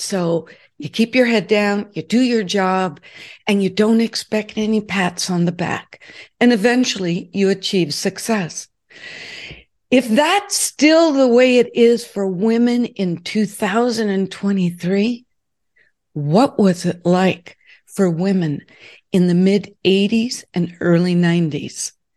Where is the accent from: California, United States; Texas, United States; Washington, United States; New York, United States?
California, United States; Southern; moved away as an adult; also born or lived in Newport Beach, California / Connecticut; I grew up in Southern California, built my business in Newport Beach, California, and when I became a national training officer, I had to move to Connecticut.